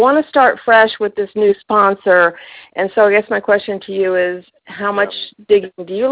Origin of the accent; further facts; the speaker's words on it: Tennessee, United States; Okay, I'm from East Tennessee